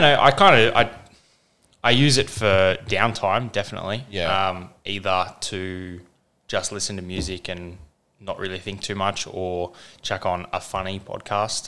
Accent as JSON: {"language": "English", "town": "Kellyville", "region": "New South Wales", "country": "Australia", "tie": "born or raised there", "also_born_or_lived": "Windsor, New South Wales / Baulkham Hills", "said": "we moved over to Kellyville, where I spent sort of the next 14 years, really, or no, even more, nearly 20 years there"}